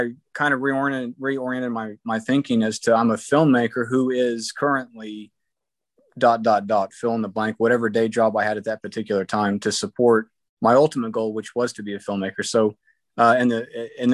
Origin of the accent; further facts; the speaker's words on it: Oklahoma, United States; My hometown newspaper in Oklahoma